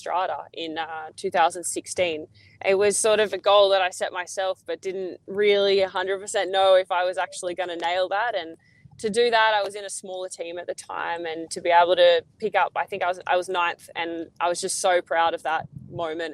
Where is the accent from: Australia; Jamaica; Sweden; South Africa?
Australia; as an Aussie